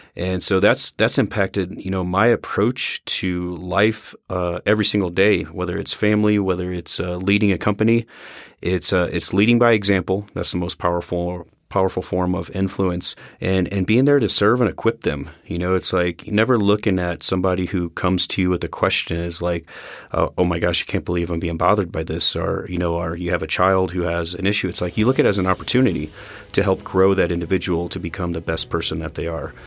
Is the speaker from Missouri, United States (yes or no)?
yes; Missouri, United States; moved away as an adult; leaving my home state of Missouri